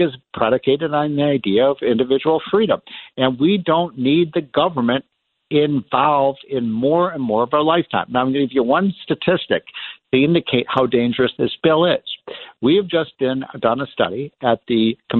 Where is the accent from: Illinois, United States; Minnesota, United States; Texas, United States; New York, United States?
Illinois, United States; I'm from Illinois